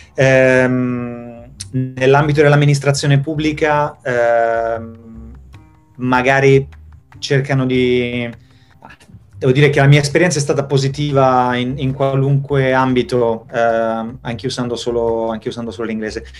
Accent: Italy; moved away as an adult; also born or lived in Spain / Florence, Italy; now in Sweden; penso che avrei avuto le stesse opportunità di crescita e di, sia professionale che, che personale se fossi, rimasto, se fossi, rimasto, in Italia

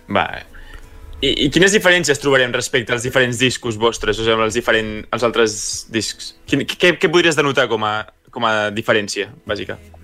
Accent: Sant Cugat del Vallès, Catalonia, Spain; al meu poble, bueno, a la meva ciutat, de Sant Cugat

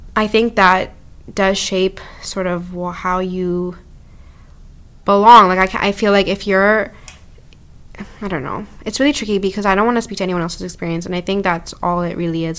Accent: Ottawa, Ontario, Canada; when I came to Canada, I grew up in Bayshore, Ottawa

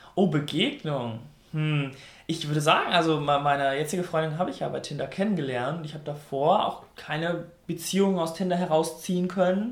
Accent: North Rhine-Westphalia, Germany; ich komme aus NRW

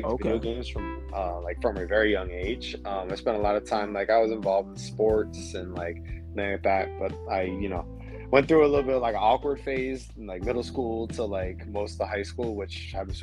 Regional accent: Clearwater, Florida, United States; moved away as an adult; now in Orlando, United States; I'm originally from Clearwater, Florida. That's near, over on the west side near Tampa. But I've stayed in Orlando since 2014

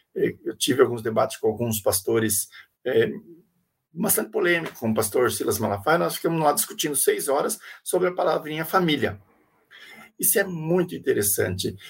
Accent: Brazil; nós somos nós brasileiros

